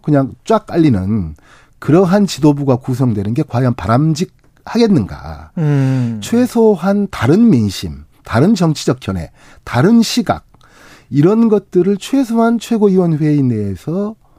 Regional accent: Honam, South Korea; 저도 이제 호남 사람이니까.

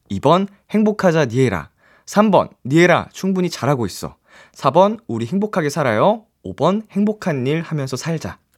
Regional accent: South Korea; 저는 대한민국 사람

